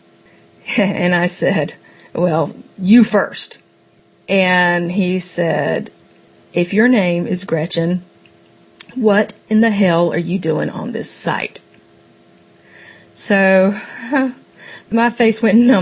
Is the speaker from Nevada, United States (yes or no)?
no; Myrtle Beach, South Carolina, United States; also born or lived in Charleston, South Carolina; now in Raleigh, United States; I grew up in Myrtle Beach